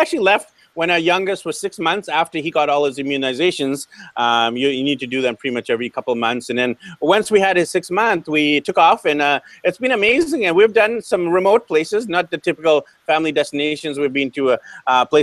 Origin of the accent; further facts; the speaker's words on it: Vancouver, British Columbia, Canada; born and raised in Vancouver